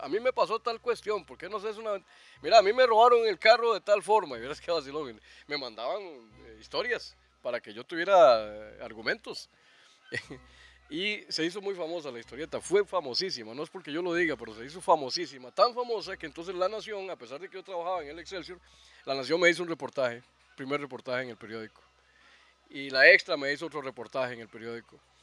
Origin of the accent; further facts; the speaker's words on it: Alajuela, Costa Rica; yo nací precisamente a los 100 metros de, de Calufa, de la casa Calufa, ahí en el llano. Soy llanero